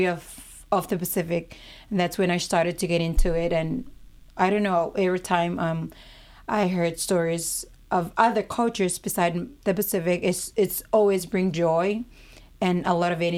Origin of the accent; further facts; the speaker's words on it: Kiribati; moved away as an adult; now in Hawaii, United States; I'm from Kitivas. It's not a Polynesian island. It's part of Micronesians, but we prefer to be Kitivas because we're Kitivas people.